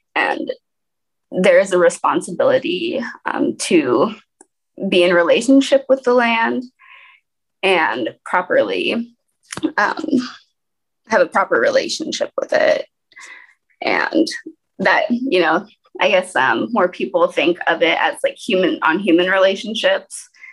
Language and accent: English; Portland, Oregon, United States; also born or lived in Alaska; now in Detroit, United States; brought up in Portland, Oregon, so an urban environment